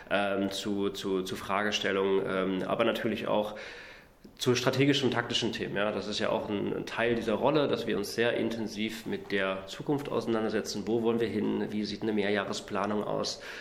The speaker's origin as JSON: {"language": "German", "region": "Saxony-Anhalt", "country": "Germany", "tie": "born or raised there", "said": "Ich bin äh, im Osten aufgewachsen, in, in Sachsen-Anhalt. Erst auf einer Militärbasis äh, von der NVA, weil mein Vater war bei der NVA"}